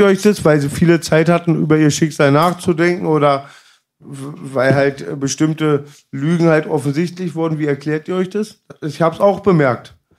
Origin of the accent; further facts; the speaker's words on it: Germany; Als Deutscher